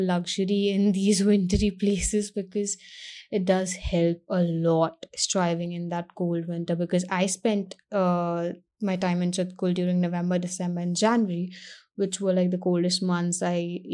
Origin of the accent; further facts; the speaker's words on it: Mumbai, Maharashtra, India; I'm from Mumbai, but the past some years I've been traveling a lot to the north of India.